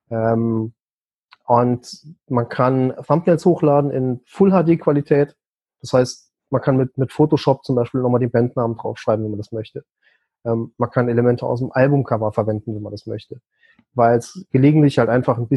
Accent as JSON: {"language": "German", "region": "Saarland", "country": "Germany", "said": "Ich meine, ich bin Saarländer, da geht halt manchmal einiges unter."}